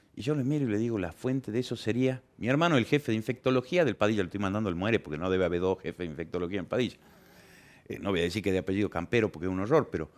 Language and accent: Spanish; Argentina; Somos argentinos